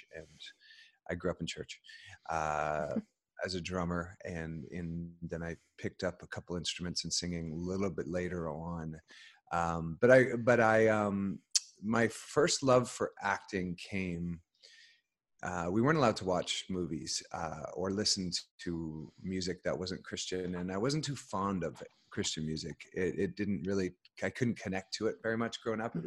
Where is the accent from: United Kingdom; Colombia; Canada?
Canada; Alberta; now in Los Angeles, United States; I grew up on a really small, sort of a hobby farm in Alberta